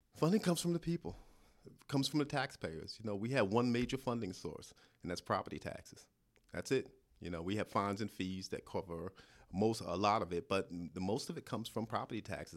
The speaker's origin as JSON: {"language": "English", "region": "New York", "country": "United States", "also_born_or_lived": "Albany, New York / Clark County, Nevada", "accent": "New York", "moved": "as an adult", "lives_now": "Dallas, United States", "said": "I'm from New York originally, you probably tell from the accent."}